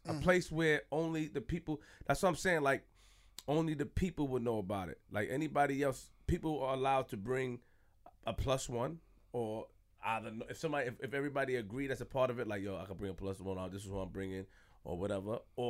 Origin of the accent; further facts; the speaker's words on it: Jamaica; I'm Jamaican too, man.